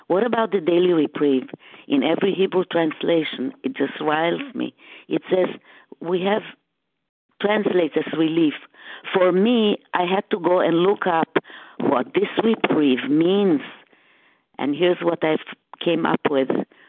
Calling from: Boston, Massachusetts, United States; I'm calling from the Boston area at this time.

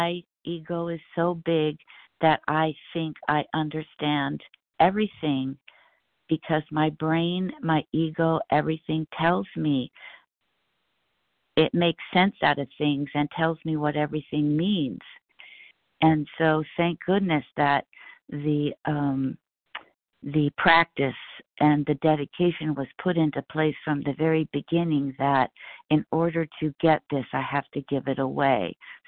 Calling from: California, United States; … as in boy, in Southern California.

